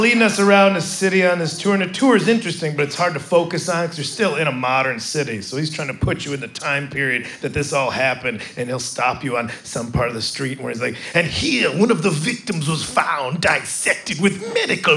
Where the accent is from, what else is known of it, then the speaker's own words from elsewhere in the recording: United States; I'm from America